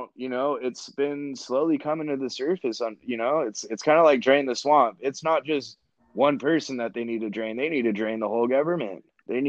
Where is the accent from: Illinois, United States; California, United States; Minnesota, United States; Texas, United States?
California, United States; Orange County; moved away as an adult; now in Oregon, United States; I grew up in Orange County